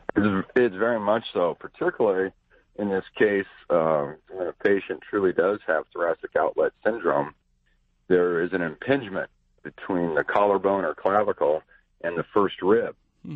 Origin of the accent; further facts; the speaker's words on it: Cody, Wyoming, United States; moved away; I grew up outside a little town up uh, by Yellowstone Park called Cody, Wyoming